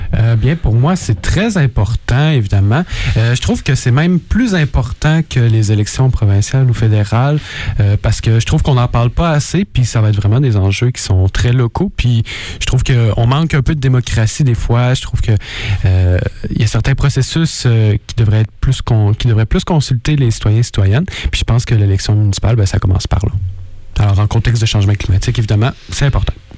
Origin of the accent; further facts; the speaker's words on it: Quebec City, Quebec, Canada; je viens de Québec